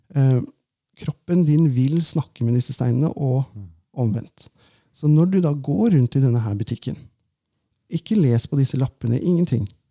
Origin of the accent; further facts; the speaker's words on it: Valdres, Innlandet, Norway; når jeg vokste opp da, i Valdres